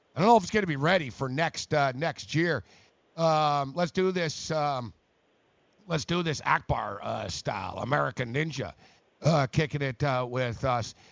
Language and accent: English; Montreal, Quebec, Canada; now in New York, United States; we're both from Montreal